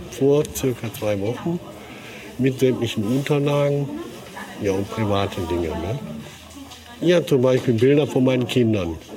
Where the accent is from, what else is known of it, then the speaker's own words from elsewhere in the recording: North Rhine-Westphalia, Germany; now in Cologne, Germany; Ich bin eigentlich nicht hier aus Köln. Ich komme unten aus dem Niederrhein. Bin jetzt wegen der Frau hier hingezogen.